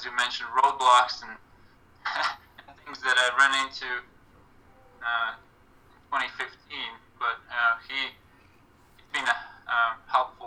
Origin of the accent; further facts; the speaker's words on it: Latvia; moved away as an adult; also born or lived in Kansas, United States; now in United States; in Latvia, my former coach, my first coach from my hometown, he coached me up until I graduated high school